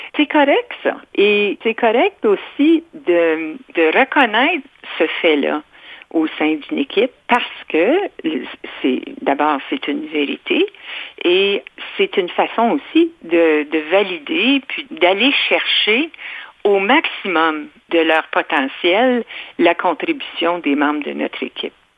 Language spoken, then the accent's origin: French; Ontario, Canada; je suis franco-ontarienne, je n'ai rien de québécois